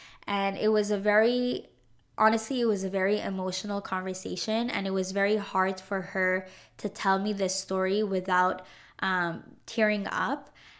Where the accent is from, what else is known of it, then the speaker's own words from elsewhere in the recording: Montreal, Quebec, Canada; born there; And I say, no, I was born in Montreal, Canada.